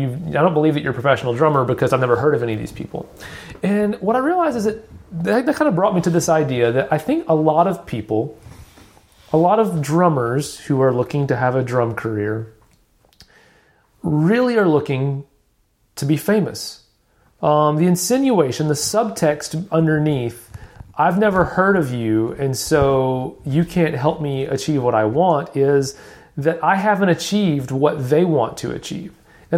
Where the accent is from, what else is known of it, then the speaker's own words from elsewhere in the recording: Alabama, United States; born there; accent: Southern; I'm Southern. I was born in Alabama. I'm not kidding anybody. I fake not having a Southern accent, but that was my attempt to embrace my roots.